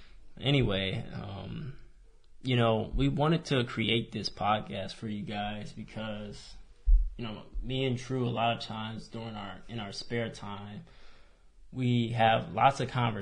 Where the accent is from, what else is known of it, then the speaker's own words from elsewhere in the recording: Michigan, United States; now in Texas, United States; 29 years old. I'm born in Michigan, so that's where I'm originally from.